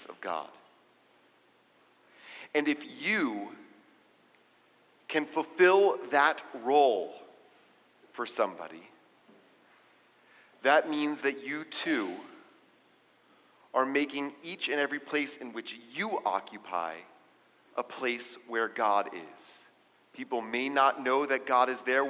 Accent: United States; as the American Jewish community, as the community of America

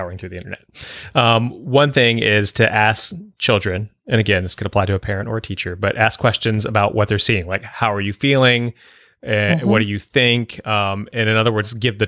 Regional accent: Northern Virginia, United States; I grew up again in Northern Virginia

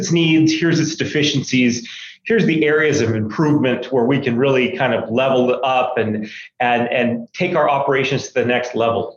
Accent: Maine, United States; moved away as an adult; now in Utah, United States; I was born and raised in Maine and came to Utah, went to school out here and have stayed ever since

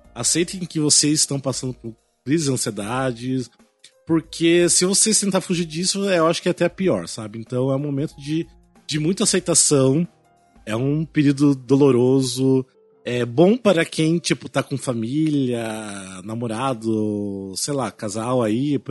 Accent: Cascavel, Paraná, Brazil; now in São Paulo, Brazil; lá na minha cidade interior do Paraná

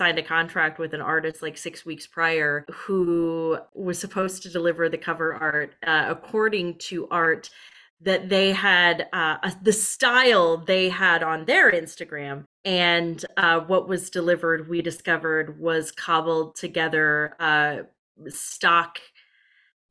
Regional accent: Denver, Colorado, United States; now in Brooklyn, United States; we're all originally from Denver and none of us live there now. I live in Brooklyn

